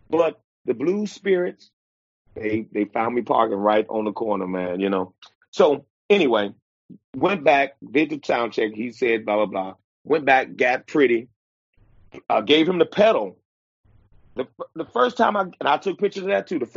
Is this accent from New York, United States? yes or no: no; Chicago, Illinois, United States; I'm not that kind of guy to say … from Chicago.